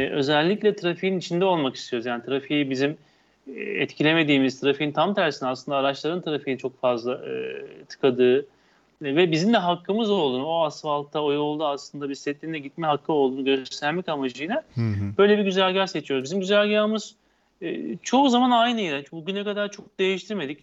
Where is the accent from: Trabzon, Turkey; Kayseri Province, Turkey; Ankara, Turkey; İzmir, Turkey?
İzmir, Turkey; ben bir İzmirli olarak üniversitede hani her soruya her türlü cevap vermek için atılan bir tiptim